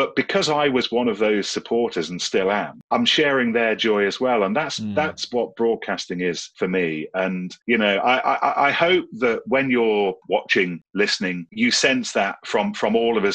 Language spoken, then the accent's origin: English; Leicestershire, East Midlands, United Kingdom; moved away as an adult; now in London, United Kingdom; I grew up in Leicestershire in the Sticks